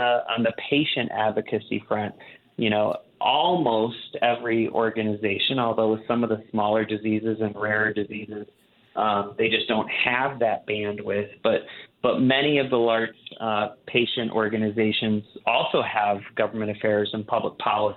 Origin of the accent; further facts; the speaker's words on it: Wisconsin, United States; growing up in Wisconsin